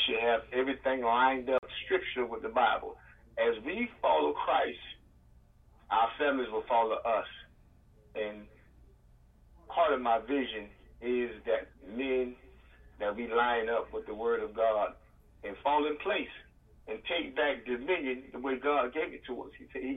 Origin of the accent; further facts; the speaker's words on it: Panama City, Florida, United States; also born or lived in Philadelphia; I am originally from Panama City, Florida